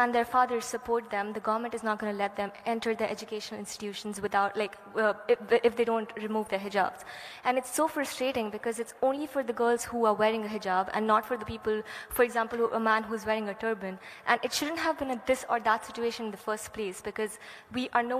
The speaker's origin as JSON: {"language": "English", "country": "India", "said": "I come from India"}